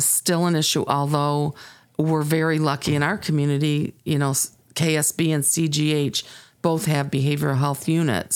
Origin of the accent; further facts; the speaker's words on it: Sterling, Illinois, United States; I grew up here in Sterling, Illinois